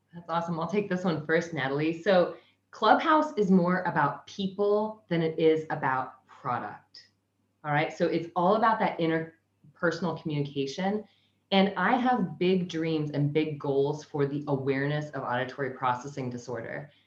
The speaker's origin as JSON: {"language": "English", "region": "Kansas", "country": "United States", "moved": "yes", "lives_now": "Sunshine Coast, Australia", "said": "I'm originally from Kansas, but I currently live in Sunshine Coast, Australia."}